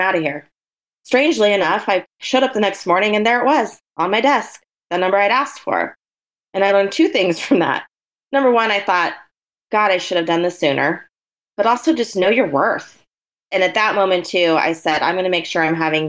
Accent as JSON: {"language": "English", "region": "Oregon", "country": "United States", "tie": "born or raised there", "also_born_or_lived": "San Francisco", "moved": "as an adult", "said": "I grew up in Oregon."}